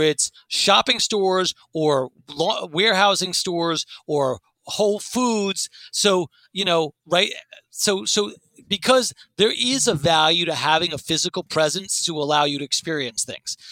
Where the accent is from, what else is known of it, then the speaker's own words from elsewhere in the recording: New York City, New York, United States; I grew up in New York City